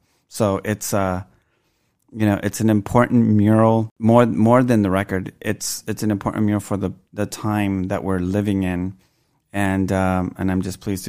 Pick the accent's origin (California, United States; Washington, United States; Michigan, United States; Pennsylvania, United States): California, United States; Los Angeles; I was surrounded by that a lot when I grew up in Boyle Heights.